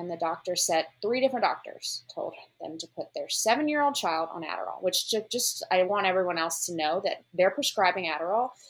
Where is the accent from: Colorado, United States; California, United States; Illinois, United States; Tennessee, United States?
Tennessee, United States; Memphis; moved away as an adult; also born or lived in New York; So, I'm from Memphis, Tennessee, home of the blues.